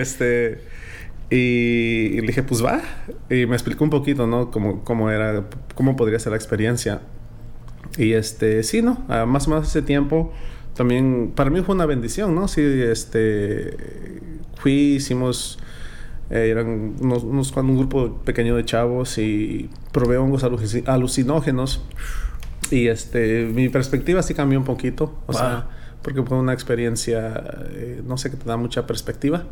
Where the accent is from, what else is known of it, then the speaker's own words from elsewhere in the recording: Fresno, California, United States; also born or lived in Veracruz, Mexico; yo crecí en el barrio de calvo, aquí en Fresno